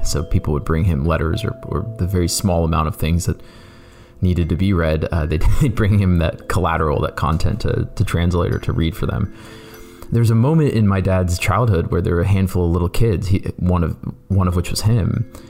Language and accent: English; Canton, Ohio, United States; You know, I grew up in Canton, Ohio. I am first generation Indian American.